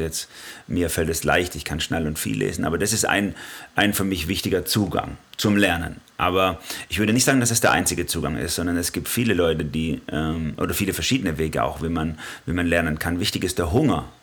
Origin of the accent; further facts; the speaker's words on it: Swabia, Baden-Württemberg, Germany; komme auch aus einer Schaffermentalität als Schwabe